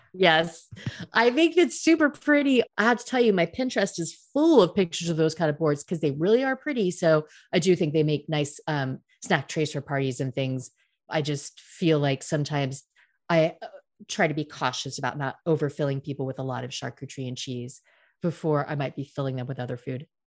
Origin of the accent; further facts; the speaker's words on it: United States; now in France; I'm American